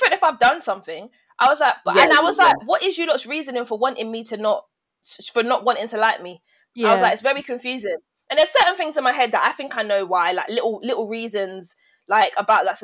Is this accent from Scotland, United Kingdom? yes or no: no; London, United Kingdom; I'm from London.